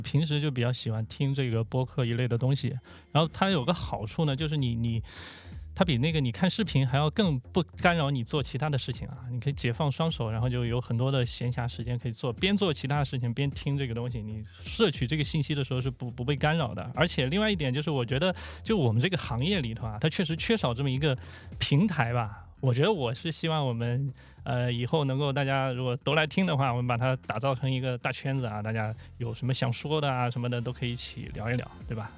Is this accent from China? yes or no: yes; Shandong, China; moved away as an adult; 山东潍坊，山东我的老家